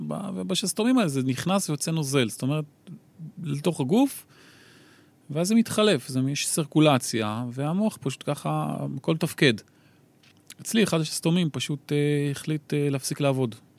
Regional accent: Kiryat Bialik, Haifa District, Israel; moved away; אני גדלתי ב-, בשכונה צור שלום קראו לזה, אה, עדיין קוראים לזה

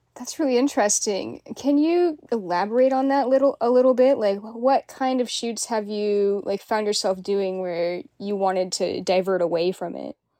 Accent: Kenmore, Washington, United States; also born or lived in Renton, Washington; I grew up in Kenmore, and I have lived in Renton a lot lately

